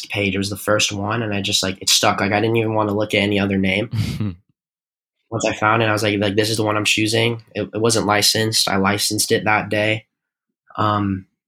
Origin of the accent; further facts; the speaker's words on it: Arizona, United States; I'm from Arizona